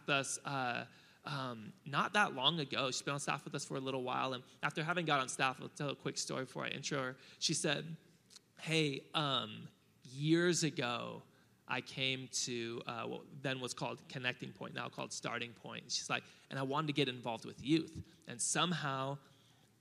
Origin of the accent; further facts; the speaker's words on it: Hawaii, United States; now in Murrieta, United States; I'm Hawaiian